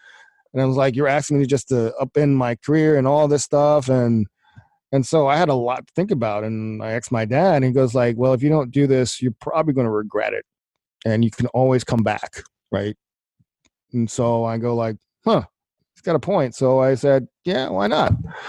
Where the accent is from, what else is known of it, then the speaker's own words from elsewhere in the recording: Southeast, United States; where I grew up mostly in the Southeast